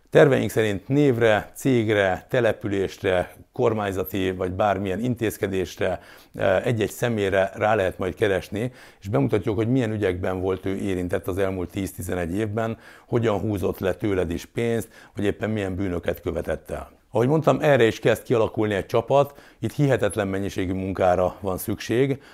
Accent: Hungary; élhetünk ma itt Magyarországon, a Kárpát-medencében mi mindannyian. Mondhatnám, ezért vagyunk magyarok

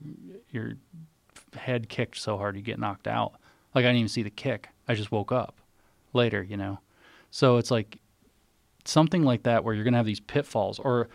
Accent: Tennessee, United States; I'm from Tennessee, so it's like sticky clay.

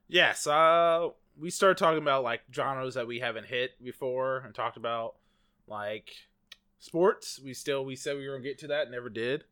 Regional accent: United States; accent: American; my American accent

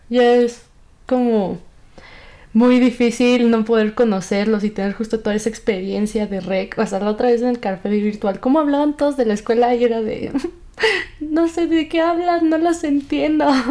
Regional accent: Hidalgo, Mexico; yo soy de Hidalgo

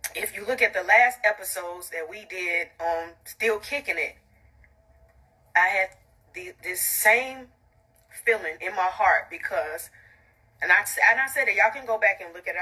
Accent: College Park, Georgia, United States; I'm from College Park

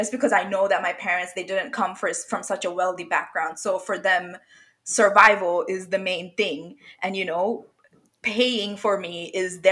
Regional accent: Bangladesh; moved away as an adult; now in Australia; I didn't grow up in Australia. I came here after, you know, after high school for university, but I grew up in Bangladesh.

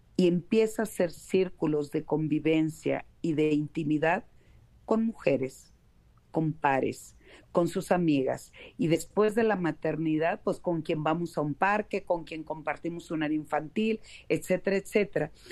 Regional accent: Mexico; acá en, en mi país, en México

